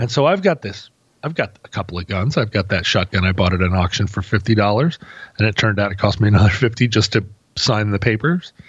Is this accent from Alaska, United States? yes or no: yes; Alaska, United States; I come from Alaska.